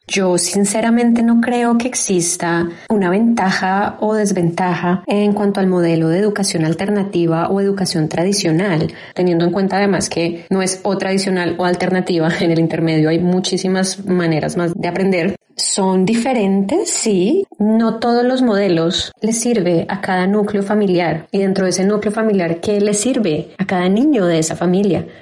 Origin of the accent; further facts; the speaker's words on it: Bogotá, Colombia; now in Austin, United States; yo soy de Bogotá, Colombia. Actualmente vivo en Austin, Texas, Estados Unidos